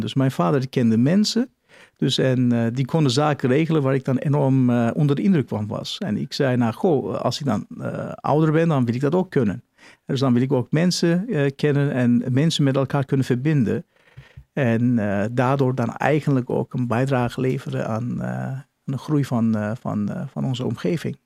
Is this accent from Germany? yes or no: yes; Nuremberg, Bavaria, Germany; Dutch is a second language; moved away as an adult; now in Netherlands; ik ben Oer, eh, geboren in Nürnberg, Duitsland